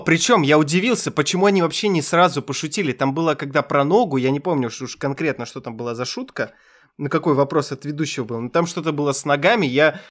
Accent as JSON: {"language": "Russian", "country": "Kazakhstan", "said": "я из Казахстана"}